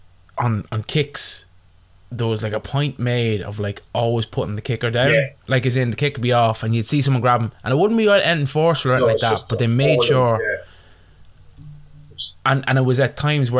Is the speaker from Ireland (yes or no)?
yes; Ireland; I'm Irish